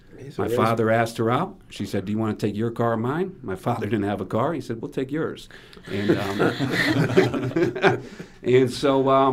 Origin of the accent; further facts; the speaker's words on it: Middletown, Connecticut, United States; also born or lived in Cromwell, Connecticut; I am originally from Caramo, Connecticut, but if you ask me, I would say I'm from Middletown because it sounded better and because a lot of my adolescence and Young adulthood was spent in Middletown